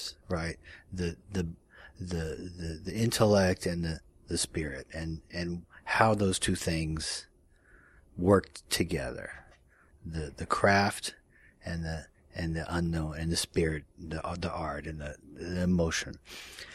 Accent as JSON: {"language": "English", "town": "Dallas", "region": "Texas", "country": "United States", "tie": "born or raised there", "said": "I grew up in the suburbs of Dallas, Texas"}